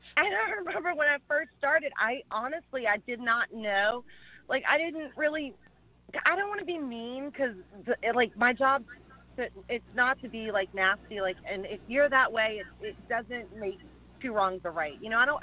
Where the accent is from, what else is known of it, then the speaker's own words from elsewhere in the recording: Louisiana, United States; accent: twang; moved away as an adult; now in California, United States; I'm from Louisiana originally